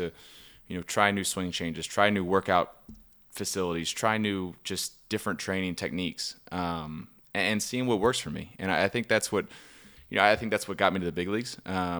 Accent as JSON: {"language": "English", "town": "Baltimore", "region": "Maryland", "country": "United States", "said": "from Baltimore, Maryland."}